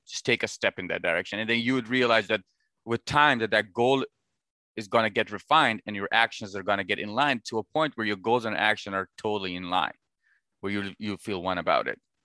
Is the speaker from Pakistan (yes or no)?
yes; Pakistan; now in United States; I was born and raised in Pakistan, and I moved to the United States eight years ago